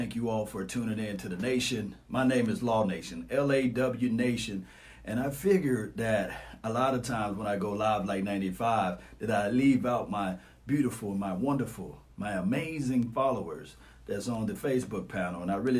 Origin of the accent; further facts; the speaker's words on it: Natchez, Mississippi, United States; I love my hometown, man. It's population of 25,000, for those who don't know. But we close. Everybody knows everybody